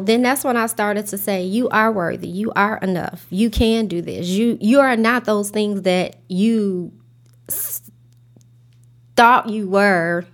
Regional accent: Chicago, Illinois, United States; I grew up in Inglewood, South Side of Chicago

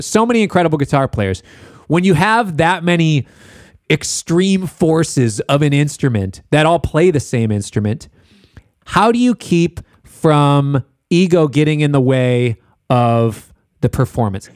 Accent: Minneapolis, Minnesota, United States; I'm from Minneapolis.

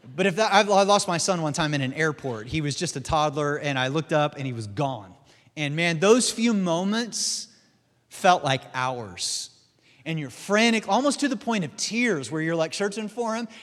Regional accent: Missouri, United States; my home state is, uh, Missouri, which is the show me state

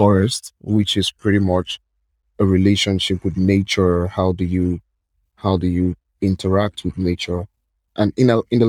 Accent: Lagos, Nigeria; I'm from Nigeria

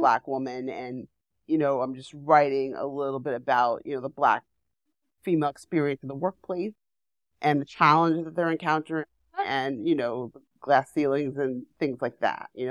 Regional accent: New York City, New York, United States; I grew up in Manhattan

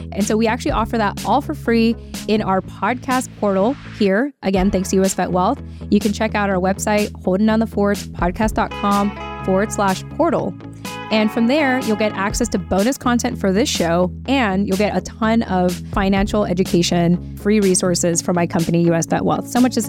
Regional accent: West Coast, United States; I'm from the West Coast

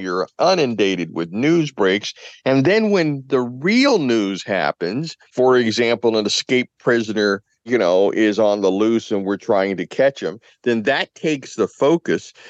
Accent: Louisville, Kentucky, United States; now in New England, United States; where I grew up in Louisville, Kentucky

